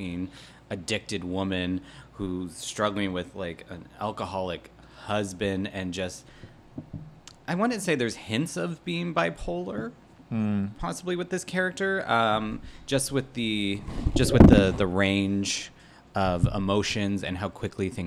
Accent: Hamilton, Ontario, Canada; I grew up in Hamilton, the ashtray of Ontario.

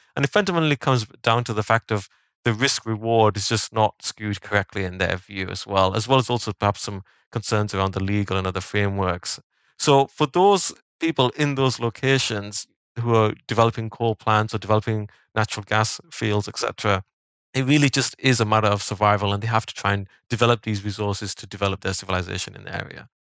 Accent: the north of England, United Kingdom; I grew up in Northern England

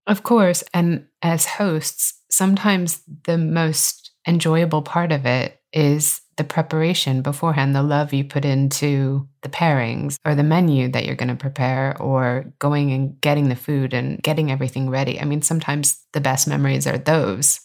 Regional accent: California, United States; from my home state of California

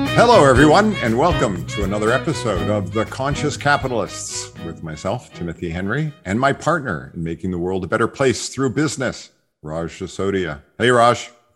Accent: Montreal, Quebec, Canada; my hometown, McGill University

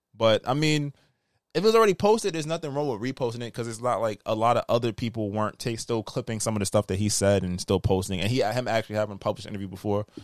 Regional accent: United States; I'm American

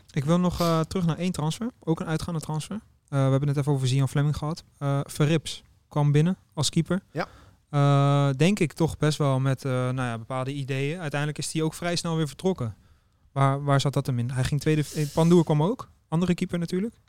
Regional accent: Netherlands; ook als Nederlander zijn

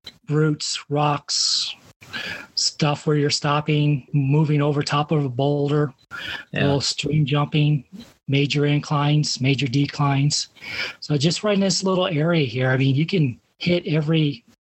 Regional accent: Colorado Springs, Colorado, United States; I grew up in Colorado Springs

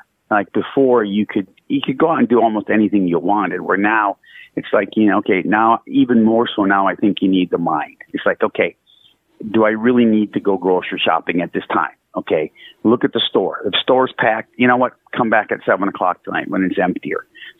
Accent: Wisconsin, United States; Yeah, Wisconsin.

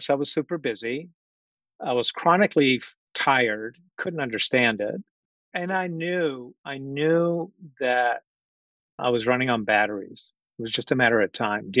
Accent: Orléans, Centre-Val de Loire, France; moved away; I'm originally from Orléans, France, south of Paris. Came to this country permanently in 1988.

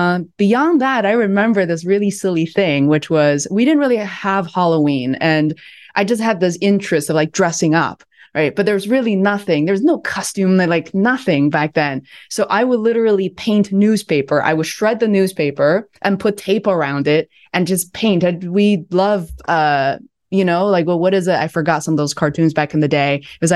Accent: Beijing, China; I was born and raised in Beijing.

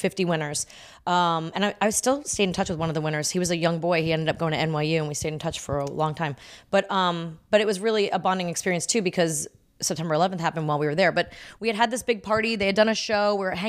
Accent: New York, United States; moved away; I'm from New York, and that's where all my family is

